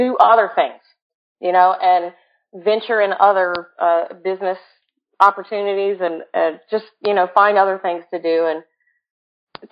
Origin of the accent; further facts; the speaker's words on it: Jacksonville, Florida, United States; I'm from Jacksonville, Florida, which I like to call Freakville because there's a lot of freaky people in Jacksonville.